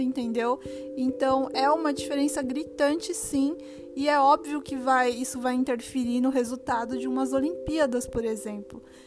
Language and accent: Portuguese; Brazil; now in Japan; Como brasileiro